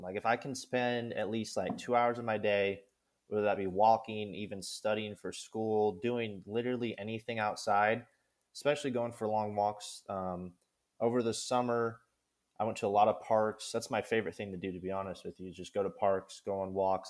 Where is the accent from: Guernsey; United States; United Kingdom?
United States; Kansas; I'm from Kansas. I grew up in Kansas.